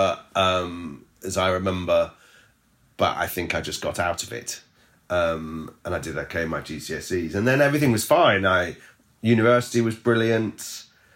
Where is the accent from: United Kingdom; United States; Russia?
United Kingdom; King's Lynn, East of England; I come from Kings Lynn. It's where I'd gone home to after university.